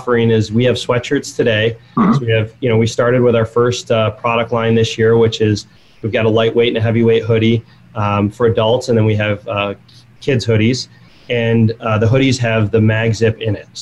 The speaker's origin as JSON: {"language": "English", "town": "Buffalo", "region": "New York", "country": "United States", "tie": "born or raised there", "said": "I grew up in Buffalo, New York, the outside of Buffalo"}